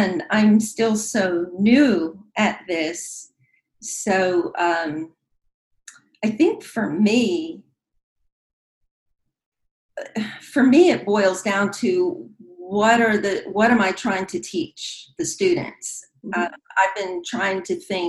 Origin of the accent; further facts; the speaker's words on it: Hollywood, Florida, United States; I was born and raised in Hollywood, Florida